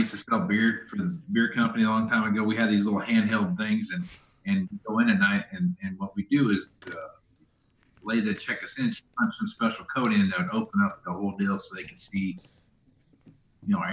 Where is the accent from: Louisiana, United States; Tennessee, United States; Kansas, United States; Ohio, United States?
Kansas, United States; Wichita; I'm from Wichita, Kansas